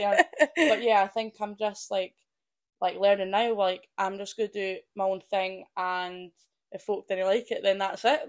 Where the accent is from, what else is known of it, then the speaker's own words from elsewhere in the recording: Perth, Scotland, United Kingdom; And I'm just from a wee family farm in Perth, Scotland.